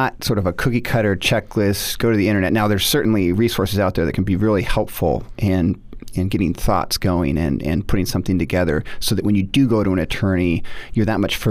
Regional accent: Seattle, Washington, United States; moved away as an adult; also born or lived in Notre Dame, Indiana; I grew up in Seattle, went to Notre Dame undergraduate

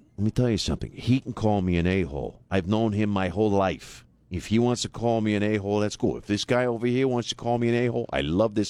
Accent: New Jersey, United States; in my early 20s, again, born and raised in South Jersey.

